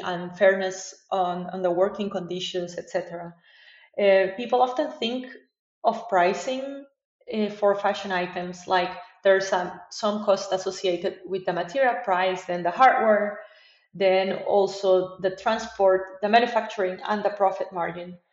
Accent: Costa Rica; moved away as an adult; also born or lived in Argentina; now in Porto, Portugal; I'm from Costa Rica and I studied uh, fashion design in Argentina

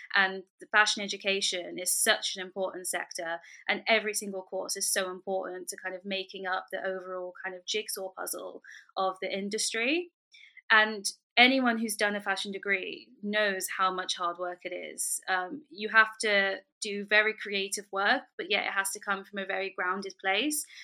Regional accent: London, United Kingdom; I was born and raised in London

